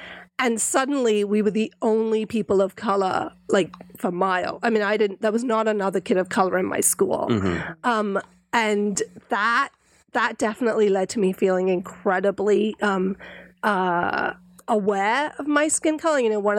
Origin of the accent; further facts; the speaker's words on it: England, United Kingdom; I grew up in Britain and mm-hmm. was born in England. So from very early on, had to navigate a very new specific culture, which is being British Indian.